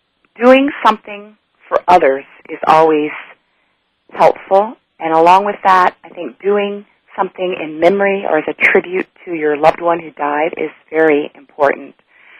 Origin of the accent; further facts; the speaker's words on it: Japan; now in United States; North Carolina, which I've grown to call home, even though I grew up overseas in Japan.